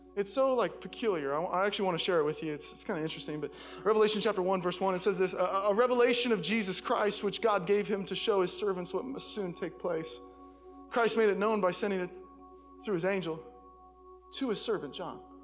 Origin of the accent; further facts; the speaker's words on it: Seattle, Washington, United States; I'm from Seattle.